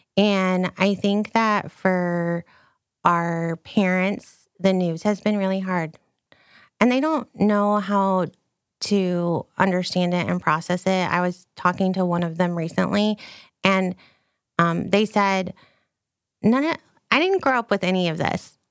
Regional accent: United States; also born or lived in Texas; I'm an American

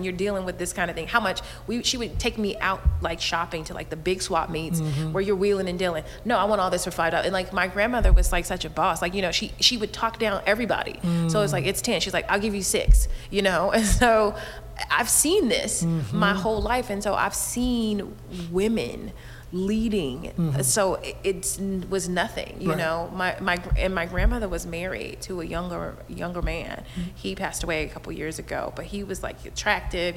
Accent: Inglewood, California, United States; moved away; also born or lived in San Francisco / New York; I grew up in Inglewood.

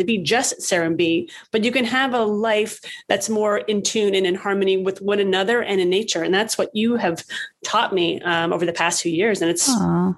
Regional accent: New York City, New York, United States; also born or lived in Westchester, New York / Florida; I grew up in the Bronx and I lived in Westchester, New York, and I lived in Florida and different places

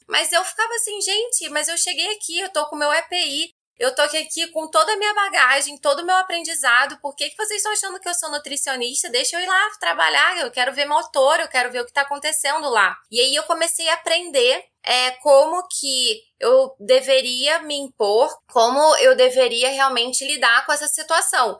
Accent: Rio de Janeiro, Brazil; moved away as an adult; now in São Paulo, Brazil; eu sou carioca e fui para São Paulo

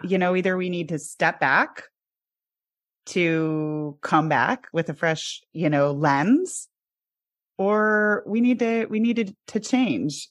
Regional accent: Midwest, United States; I grew up in the Midwest

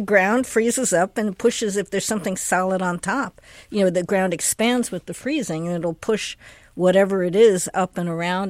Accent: East Coast, United States; now in Seattle, United States; I grew up on the East Coast.

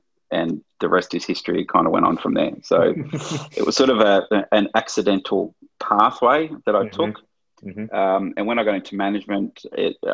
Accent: Melbourne, Victoria, Australia; I grew up in Melbourne

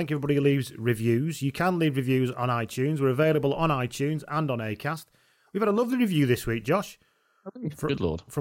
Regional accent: Ireland; Even as an Irishman, I love listening to these lads talk about rugby and jinxing our matches, damn it.

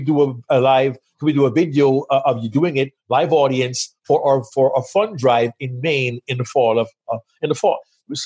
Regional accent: Kingston, Jamaica; moved away as an adult; now in United States; I grew up in Jamaica.

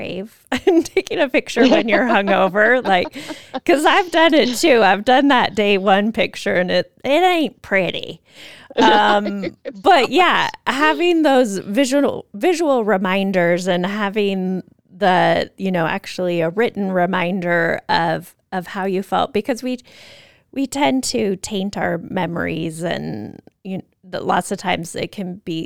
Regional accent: United States; as an American

